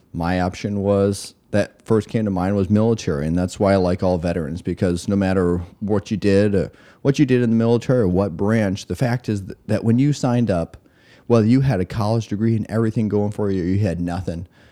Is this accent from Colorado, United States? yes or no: no; West Michigan, United States; I grew up West Michigan